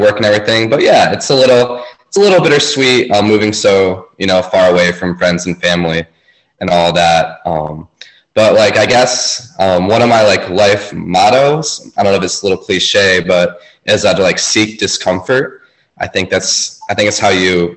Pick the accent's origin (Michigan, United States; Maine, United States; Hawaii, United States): Michigan, United States; Traverse City; moved away as an adult; also born or lived in Elk Rapids, Michigan / Illinois; I grew up in Traverse City, Michigan.